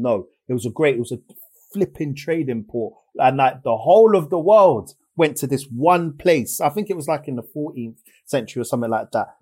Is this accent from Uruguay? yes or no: no; England, United Kingdom; the fact that I live here and I'm born here